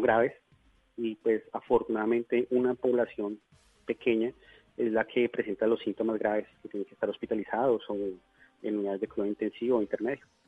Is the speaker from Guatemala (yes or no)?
no; Bogotá, Colombia; moved away as an adult; now in Leticia, Colombia; yo soy bogotano, pero hace próximamente unos nueve años me radiqué